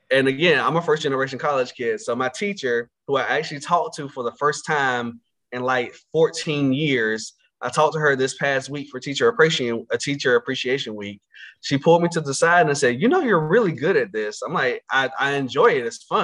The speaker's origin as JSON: {"language": "English", "town": "Conway", "region": "North Carolina", "country": "United States", "tie": "born or raised there", "also_born_or_lived": "Roanoke Rapids, North Carolina", "said": "I grew up in a little small town in northeastern North Carolina called Conway, North Carolina, which is located in Northampton County"}